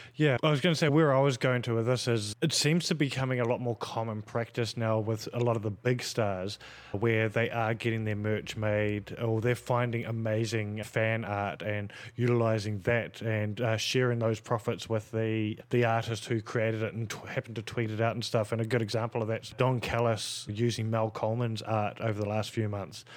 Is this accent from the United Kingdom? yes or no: no; New Zealand; growing up in New Zealand in a Polynesian